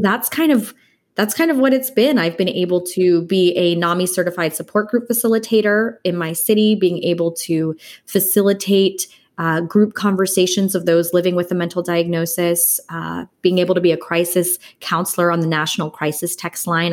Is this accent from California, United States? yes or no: yes; Los Angeles, California, United States; also born or lived in Dallas, Texas; I am born and raised in Los Angeles, California